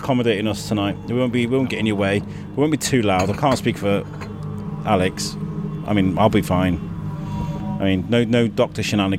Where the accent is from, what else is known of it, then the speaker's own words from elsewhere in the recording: Wrexham, Wales, United Kingdom; also born or lived in Telford; now in Shrewsbury, United Kingdom; I was actually born in Shrewsbury Hospital, raised in Telford, moved to, and then I grew up in Wales, in Wrexham. And then I moved here with my wife and my kid.